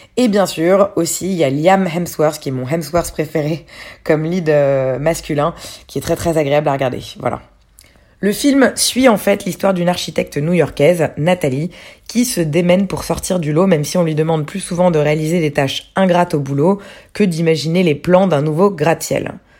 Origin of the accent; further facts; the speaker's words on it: France; Chez nous en France